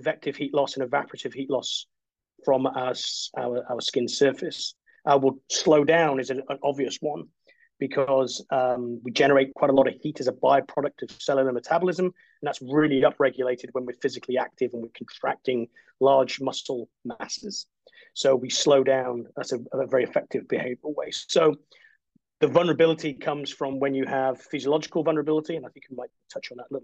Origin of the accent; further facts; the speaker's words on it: Wales, United Kingdom; moved away as an adult; also born or lived in Canada / East Midlands; now in Australia; I'm originally from Wales and it rains a lot there.